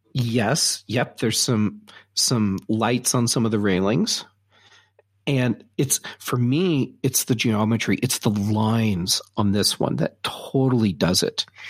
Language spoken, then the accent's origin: English; Colorado, United States; I'm from Colorado